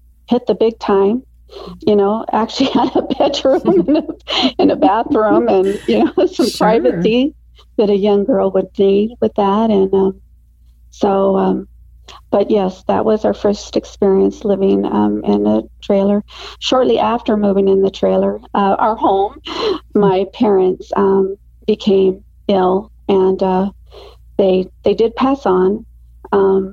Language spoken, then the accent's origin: English; Phoenix, Arizona, United States; I was raised here in the Valley of the Sun in Arizona, and I love the Valley